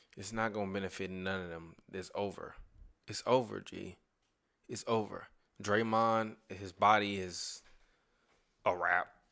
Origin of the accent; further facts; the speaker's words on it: Chicago, Illinois, United States; I'm from Chicago, motherfucker. I grew up a mile away from that shit.